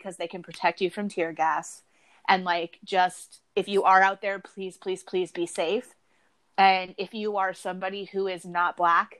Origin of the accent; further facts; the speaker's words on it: suburb of Minneapolis, Minnesota, United States; I'm from a suburb of Minneapolis, literally a 5-minute drive across a bridge, and I'm in Minneapolis.